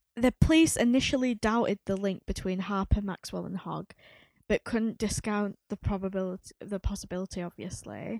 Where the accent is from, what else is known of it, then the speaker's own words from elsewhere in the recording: Leeds, Yorkshire and the Humber, United Kingdom; we are based in Leeds. We are from Leeds.